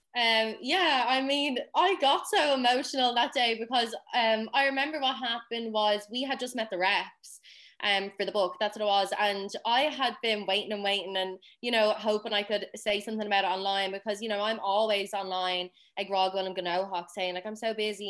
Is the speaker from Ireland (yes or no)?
yes; Dublin, Leinster, Ireland; I'm not from a Gaeltacht um, region. That's fairly obvious by my voice. Um, I'm from Dublin.